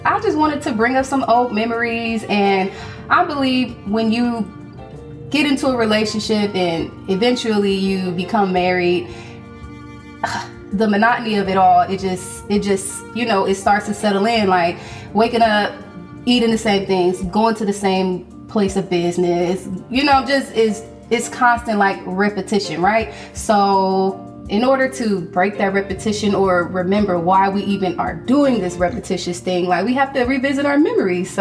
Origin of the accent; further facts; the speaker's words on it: Cleveland, Ohio, United States; I'm from Cleveland